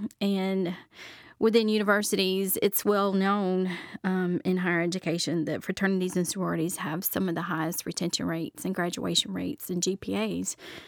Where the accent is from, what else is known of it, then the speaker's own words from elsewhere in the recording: Charlotte, North Carolina, United States; I grew up in Charlotte, North Carolina, so I grew up in a big city.